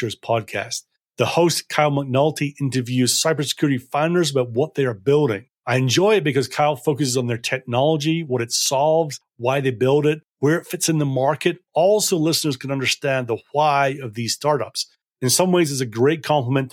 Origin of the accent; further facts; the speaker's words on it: Scotland, United Kingdom; I'm a sales guy and I'm from Scotland and we're simple people